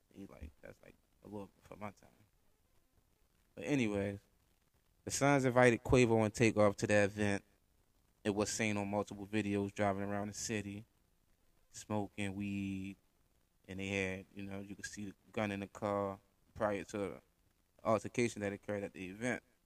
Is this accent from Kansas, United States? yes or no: no; Baltimore, Maryland, United States; I'm from Baltimore, Maryland, Park Heights to be exact. So I'm from the hood